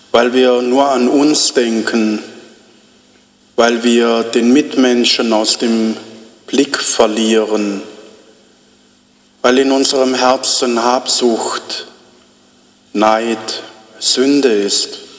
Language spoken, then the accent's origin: German; Malawi; German is a second language; now in Rome, Italy; Äh, ich komme aus Malawi. Malawi ist ein kleines Land im Süden Afrikas, aber jetzt studiere ich in Rom seit 2018